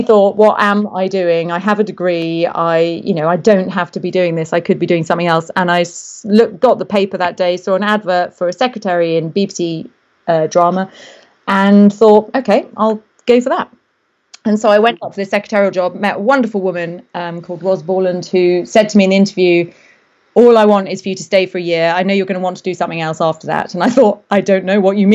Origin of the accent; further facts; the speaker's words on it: Derby, East Midlands, United Kingdom; Well, I grew up in the Midlands, north of England, a place called Derby.